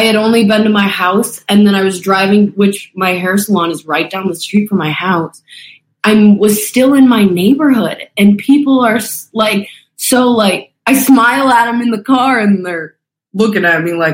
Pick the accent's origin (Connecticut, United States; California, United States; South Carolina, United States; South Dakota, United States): South Dakota, United States; now in San Clemente, United States; I'm from South Dakota